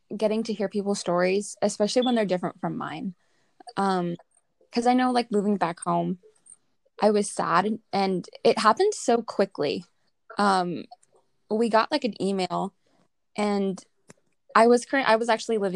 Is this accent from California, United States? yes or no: yes; Southern California, United States; I'm from Southern California, so that's where I'm currently at right now